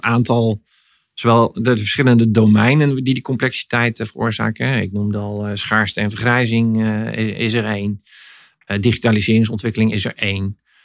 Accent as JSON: {"language": "Dutch", "country": "Netherlands", "said": "kunnen we dat als Nederlanders"}